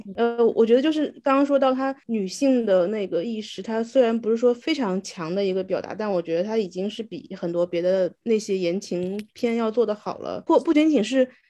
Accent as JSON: {"language": "Chinese", "region": "Wu-speaking area", "country": "China", "accent": "Wu dialect", "first_language": "Wu Chinese", "second_language": "Chinese", "moved": "as an adult", "lives_now": "Guangzhou, China", "said": "我母语是无方言嘛"}